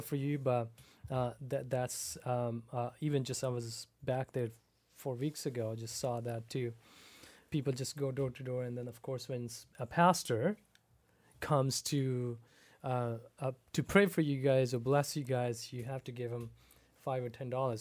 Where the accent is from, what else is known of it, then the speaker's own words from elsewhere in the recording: Pakistan; moved away as an adult; also born or lived in Seattle, United States; now in Abbotsford, Canada; I was born and raised in Pakistan. Um, I ba, I left Pakistan in two thousand seven, went to school in Seattle